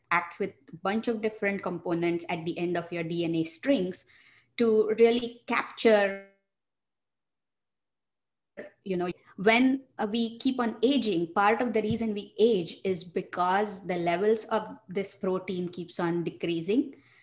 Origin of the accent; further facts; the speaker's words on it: India; moved away as an adult; also born or lived in Michigan, United States; now in United States; I'm originally from India. I did my bachelor's and master's training from India. And then I moved to the United States for my grad school